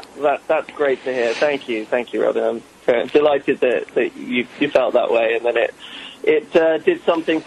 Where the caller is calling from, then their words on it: Santa Monica, California, United States; I'm in Santa Monica, Los Angeles.